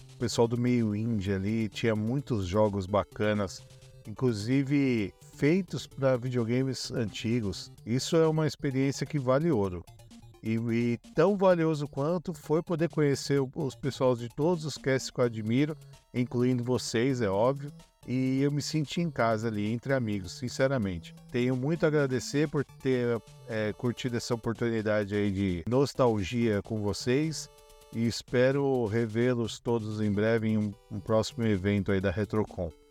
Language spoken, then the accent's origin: Portuguese; São Bernardo do Campo, São Paulo, Brazil; sou de São Bernardo do Campo, do ABC Paulista